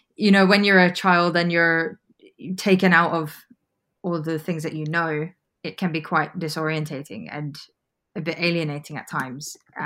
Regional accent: Sabah, Malaysia; also born or lived in United Kingdom; we kind of upped and moved back to my home state, which is Sabah. So I was pretty young. I was about 9 years old and I lived there for a number of years after that.

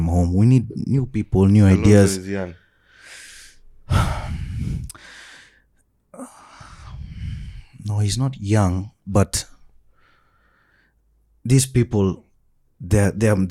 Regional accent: Kenya; As a Kenyan

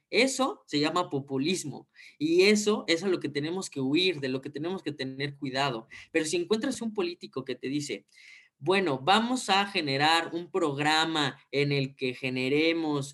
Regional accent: Mexico; tenemos que cambiar como país, como mexicanos

